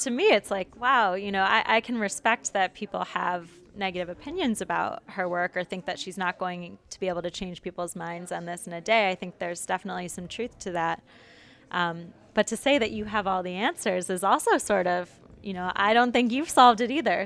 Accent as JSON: {"language": "English", "town": "Detroit", "region": "Michigan", "country": "United States", "said": "I'm from Michigan, from the Detroit area"}